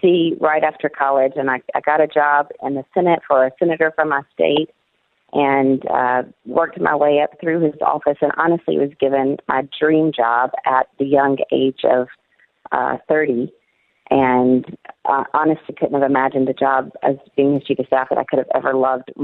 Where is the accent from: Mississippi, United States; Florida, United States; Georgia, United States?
Mississippi, United States; moved away as an adult; also born or lived in Washington, D.C.; now in Middle East; my experience growing up in Mississippi and even living in D.C.